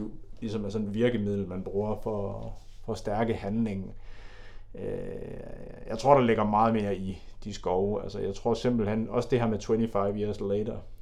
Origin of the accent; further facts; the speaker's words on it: Denmark; du og jeg er jo også fra Jylland